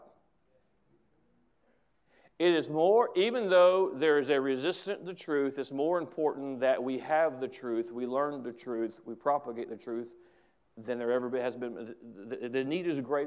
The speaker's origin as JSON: {"language": "English", "country": "United States", "said": "as an American who loves my country"}